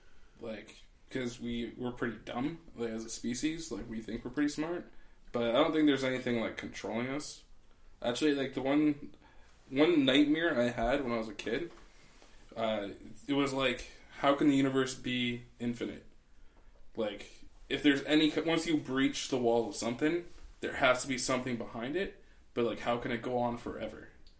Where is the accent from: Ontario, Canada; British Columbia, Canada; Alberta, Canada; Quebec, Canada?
Ontario, Canada; Welland; also born or lived in Toronto / Windsor; I was born in Toronto. I lived in Welland, Ontario. It's like right next to Niagara Falls. Till 99. So, I was like 10. And then I moved to Windsor.